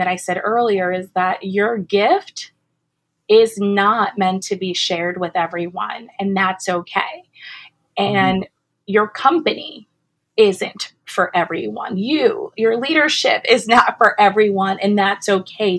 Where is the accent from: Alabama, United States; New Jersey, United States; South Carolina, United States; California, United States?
New Jersey, United States; I'm from Jersey originally